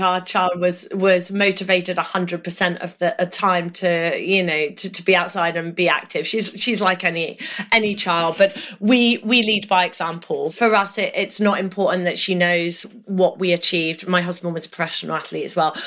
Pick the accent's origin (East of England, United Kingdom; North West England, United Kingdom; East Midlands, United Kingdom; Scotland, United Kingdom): East of England, United Kingdom; Norfolk; I grew up in Norfolk